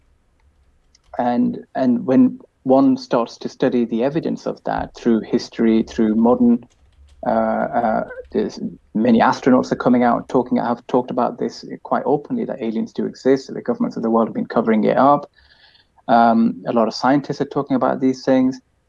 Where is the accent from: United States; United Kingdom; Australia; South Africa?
United Kingdom; I'm from Britain myself